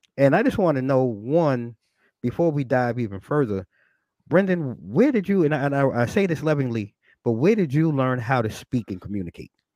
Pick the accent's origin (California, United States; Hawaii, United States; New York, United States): New York, United States; I'm a New Yorker, a native New Yorker, born and raised